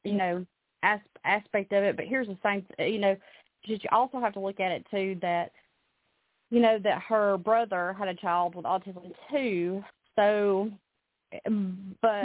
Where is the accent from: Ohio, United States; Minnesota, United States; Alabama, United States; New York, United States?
Alabama, United States; now in Nashville, United States; I'm originally from Alabama, but I live here in the Nashville area now